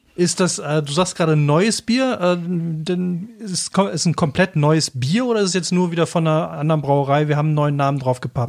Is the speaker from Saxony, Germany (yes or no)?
no; Cologne, North Rhine-Westphalia, Germany; now in Black Forest, Germany; ich komme ja aus Köln